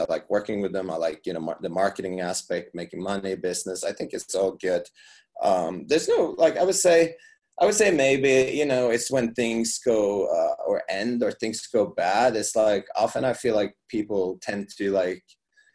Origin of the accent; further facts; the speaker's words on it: Norway; now in Las Vegas, United States; I live in Las Vegas, so, I come from Norway